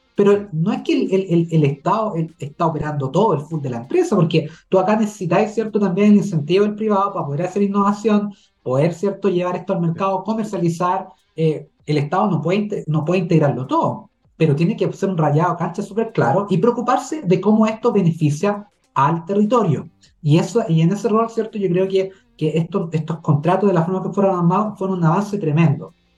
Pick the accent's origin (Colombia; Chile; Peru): Chile; como chilenos y chilenas